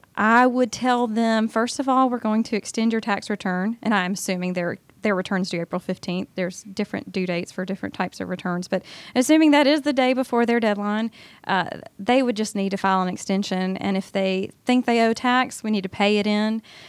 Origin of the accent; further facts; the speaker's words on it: Augusta, Georgia, United States; moved away as an adult; now in Atlanta, United States; my hometown of Augusta